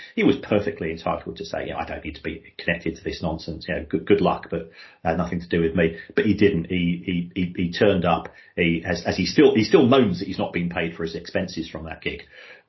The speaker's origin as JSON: {"language": "English", "region": "London", "country": "United Kingdom", "tie": "born or raised there", "said": "We're both from we're from Irish migrant families, to effectively, and we both grew up in South London."}